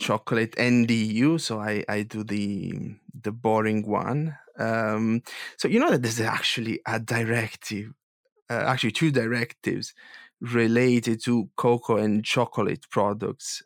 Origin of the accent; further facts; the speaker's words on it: Foggia, Apulia, Italy; I'm from Puglia and I'm from, uh, this town that you visited, uh, Foggia